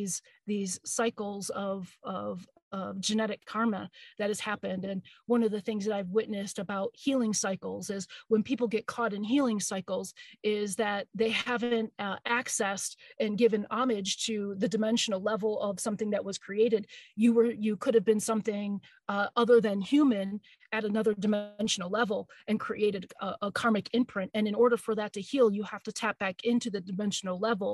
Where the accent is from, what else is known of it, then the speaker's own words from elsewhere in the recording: Michigan, United States; I'm from Michigan.